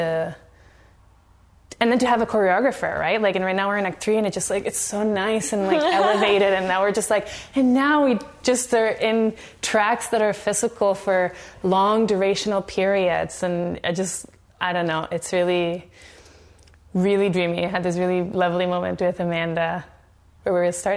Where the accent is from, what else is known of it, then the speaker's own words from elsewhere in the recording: Venezuela; moved away as an adult; now in Canada; I grew up in Venezuela